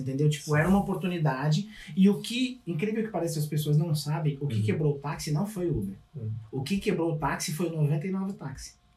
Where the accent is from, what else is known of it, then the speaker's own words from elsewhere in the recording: São Paulo, Brazil; moved away as an adult; also born or lived in Capão Redondo; now in Canada; sou de São Paulo